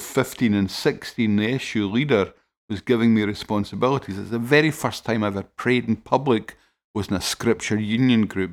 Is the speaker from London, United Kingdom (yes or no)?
no; Paisley, Scotland, United Kingdom; I'm from Paisley